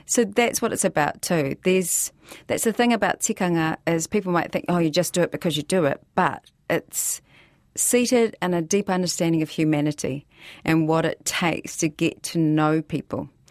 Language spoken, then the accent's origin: English; Christchurch, Canterbury, New Zealand; Nō Otaotahi Ahau, and I'm from Christchurch